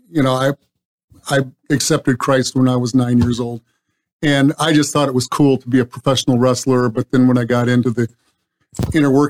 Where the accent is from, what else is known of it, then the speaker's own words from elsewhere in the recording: California, United States; moved away; Obviously, I came from Southern California um, over 20 years ago, and uh, I seen that place explode.